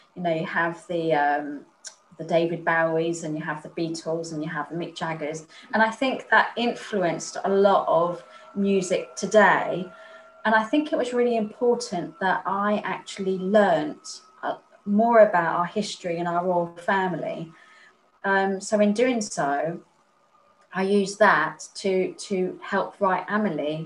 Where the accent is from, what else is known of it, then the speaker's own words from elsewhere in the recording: Spain; moved away; also born or lived in Chichester; I was raised in Spain